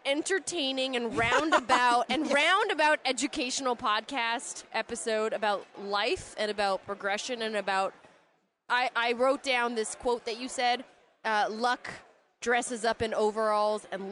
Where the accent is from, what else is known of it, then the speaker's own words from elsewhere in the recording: Romania; now in Canada; I'm from Romania, originally